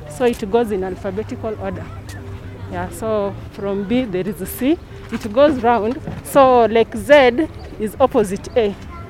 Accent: Nairobi, Kenya; I was born in Kaloleni. Went to school here in Kaloleni, Kaloleni Primary to be specific. And I'm married here in Kaloleni to a guy from Kaloleni.

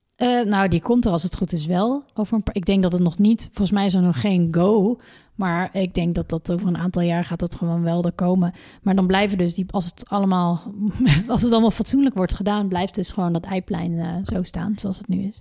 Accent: North Brabant, Netherlands; Als Brabander

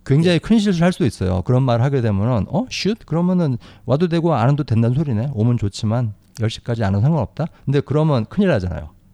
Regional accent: South Korea; first language Korean; 저는 저는 한국 사람으로서 영어를 배웠으니까

